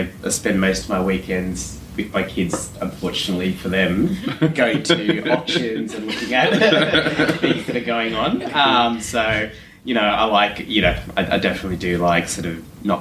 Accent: Canberra, Australian Capital Territory, Australia; moved away as an adult; also born or lived in Western Sydney; I grew up in Canberra, so that's where I sort of started my career.

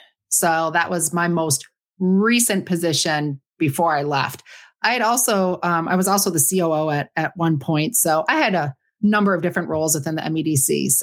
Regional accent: Marquette, Michigan, United States; I am a Youper. Yes. Born and raised in Marquette. A little bit north of Marquette

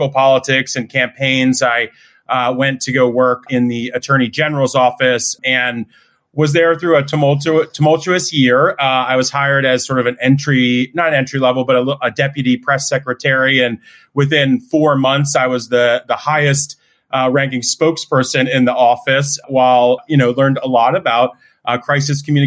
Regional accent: Narberth, Pennsylvania, United States; also born or lived in Pittsburgh, Pennsylvania; I grew up outside of Philly in Narberth, bopped around the suburbs throughout

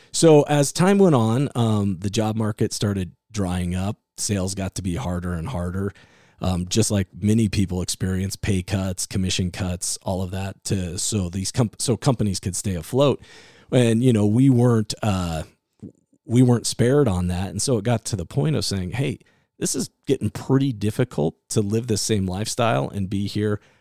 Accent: Iowa, United States; also born or lived in California; now in Utah, United States; I was the kid growing up in Iowa

